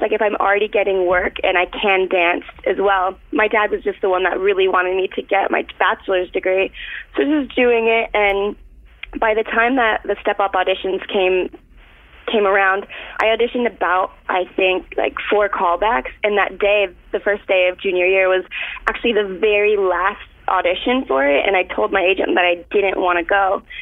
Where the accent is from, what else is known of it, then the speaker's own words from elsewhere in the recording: Florida, United States; moved away; I'm from Florida.